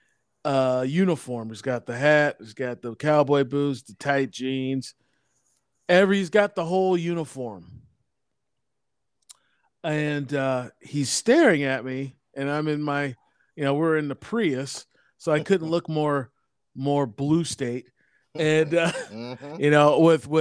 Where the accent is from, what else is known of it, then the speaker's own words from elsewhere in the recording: Portland, Oregon, United States; I'm actually from Portland